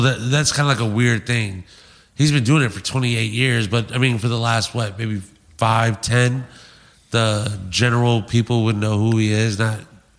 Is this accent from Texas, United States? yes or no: yes; San Antonio, Texas, United States; now in Phoenix, United States; Now I'm from San Antonio.